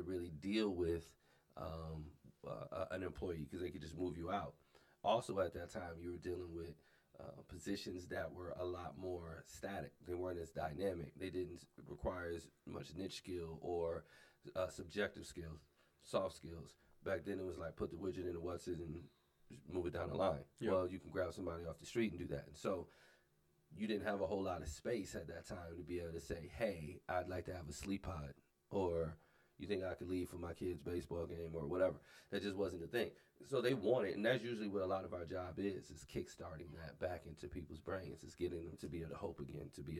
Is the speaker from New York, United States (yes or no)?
yes; Buffalo, New York, United States; now in South Dakota, United States; I'm originally from Buffalo, New York, and at the time, early 90s, when we moved out here